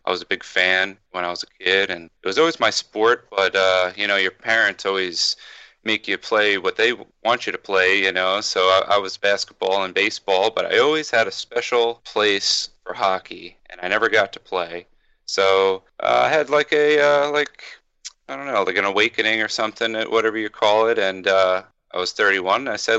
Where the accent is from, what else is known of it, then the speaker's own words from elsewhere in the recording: New Jersey, United States; moved away as an adult; also born or lived in Florida; now in New York, United States; I'm born and raised in New Jersey in a place called Monmouth County, and then I moved down to Florida for a few years, and then when I met my wife, that's what actually brought me to New York.